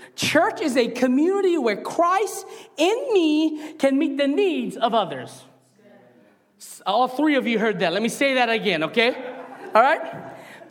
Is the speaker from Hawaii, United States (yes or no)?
yes; Hawaii, United States; me as a Hawaiian boy